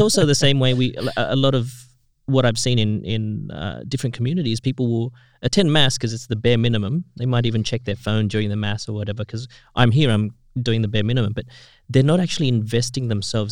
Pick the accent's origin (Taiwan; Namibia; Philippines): Philippines; I grew up in in the Philippines